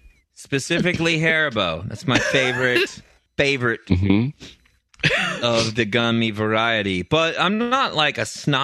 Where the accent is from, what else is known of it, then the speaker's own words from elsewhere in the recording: United States; I'm from the States, and we were in international waters, so I had diplomatic immunity.